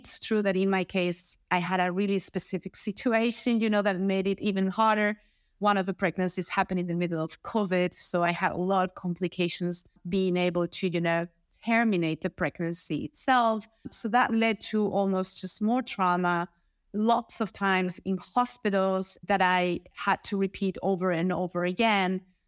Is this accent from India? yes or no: no; Spain; I come from Spain in Europe, and I work in sales.